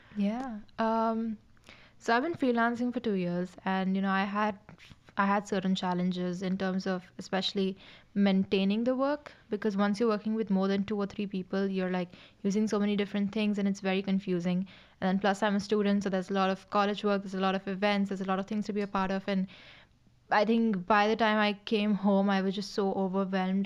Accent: Mumbai, Maharashtra, India; moved away as an adult; now in Dublin, Ireland; I'm from India, specifically Mumbai in India

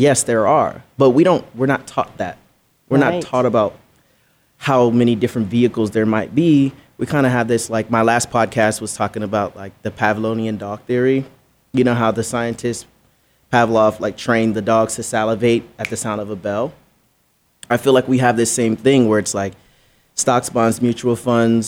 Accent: Belize; I'm from Belize, right? So I grew up humble beginnings, as they say.

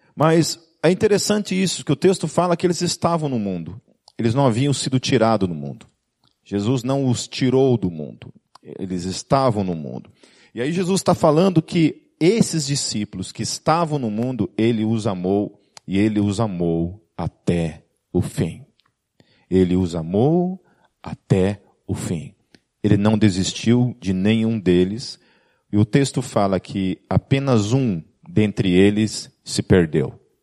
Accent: Brazil; principalmente como brasileiro

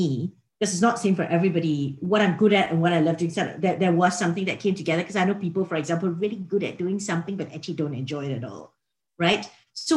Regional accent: Singapore; moved away as an adult; also born or lived in Australia; I'm from Singapore originally

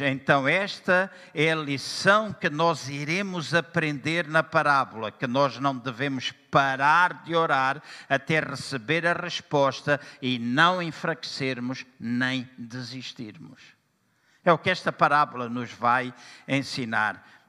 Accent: Angola; also born or lived in Lisbon, Portugal / Aveiro, Portugal; now in Portugal; Eu nasci em Angola também e na minha terra, às oito da manhã, das oito às nove, era culto de oração

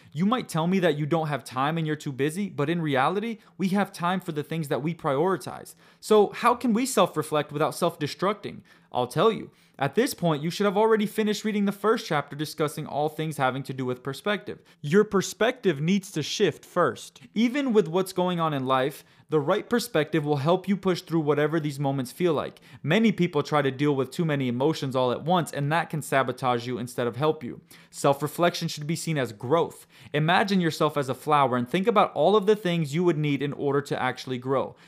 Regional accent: United States; I was born in the United States of America and grew up living in a world that offered convenience constantly

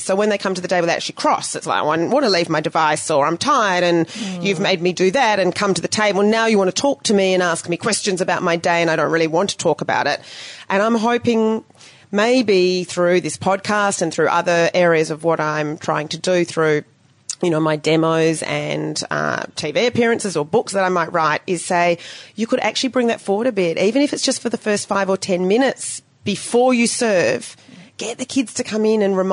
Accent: Australia; also born or lived in New Zealand; now in Ho Chi Minh City, Vietnam; us who just grew up in a regular family, in our own home country. And, yeah, I love being Australian

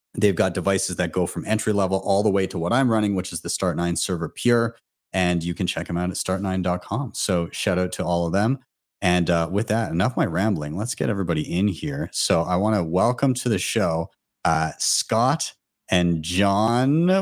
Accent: Calgary, Alberta, Canada; my hometown of Calgary

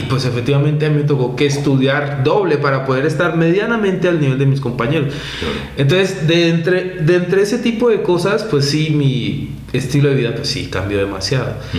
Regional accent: Colombia; moved away as an adult; now in Mexico; en mi país

